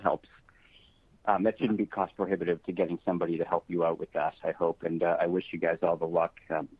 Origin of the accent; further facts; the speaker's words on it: Boston, Massachusetts, United States; I'm from Boston